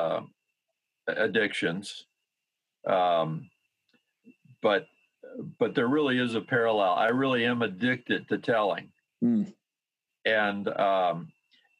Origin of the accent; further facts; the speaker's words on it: South Dakota, United States; moved away as an adult; we were back in my home state of South Dakota